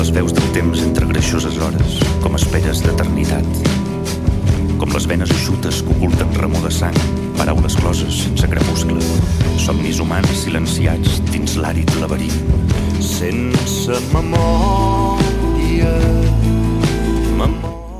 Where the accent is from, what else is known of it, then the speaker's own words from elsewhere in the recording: Valencia, Valencian Community, Spain; now in Arenys, Spain; jo sóc nascut a València